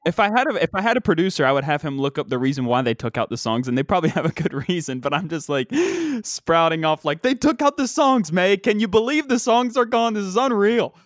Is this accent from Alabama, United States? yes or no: no; West Virginia, United States; we don't have professional sports in West Virginia